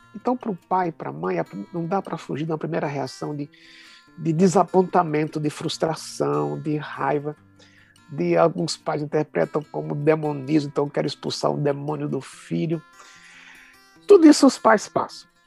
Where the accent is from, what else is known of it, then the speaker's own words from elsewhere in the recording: Recife, Pernambuco, Brazil; now in São Paulo, Brazil; Eu sou pernambucano, sou recifense